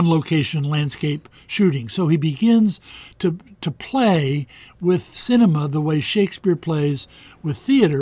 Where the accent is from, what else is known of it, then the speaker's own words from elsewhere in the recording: United States; I'm an American